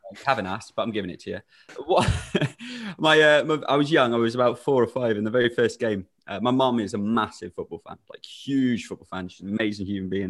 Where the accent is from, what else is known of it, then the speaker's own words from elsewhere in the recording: Shropshire, West Midlands, United Kingdom; I'm from Shropshire. I live in Shrewsbury.